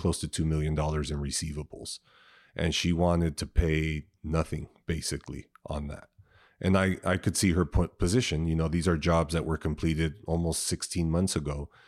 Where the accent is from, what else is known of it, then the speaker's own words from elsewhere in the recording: San Diego, California, United States; I grew up here in San Diego, um, from the South Bay, which is, uh, probably really close to T J, Chula Vista area.